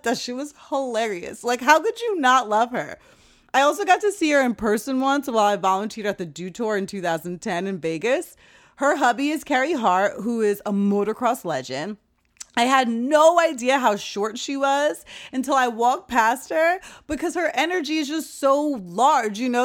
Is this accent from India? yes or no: no; Jamaica; moved away; also born or lived in West Coast, United States; As a Jamaican